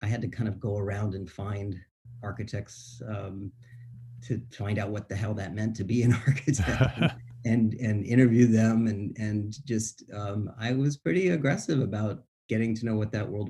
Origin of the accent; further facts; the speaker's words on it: Florida, United States; also born or lived in Boston, United States; My family's from New England. I was born in Boston. And when I was young, my dad was in the Army. We moved around a lot, and I moved, ended up at a pretty young age down in Florida.